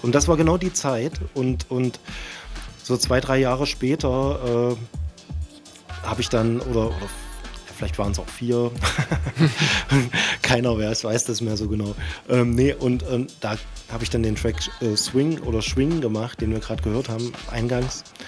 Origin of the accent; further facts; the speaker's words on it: Dessau, Saxony-Anhalt, Germany; moved away as an adult; now in Leipzig, Germany; ich war ja vorher in Dessau äh, ansässig oder das ist halt meine Heimatstadt